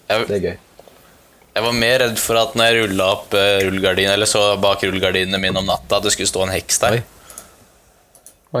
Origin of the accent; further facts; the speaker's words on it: Porsgrunn, Telemark, Norway; hjemme der vi kommer fra, i Porsgrunn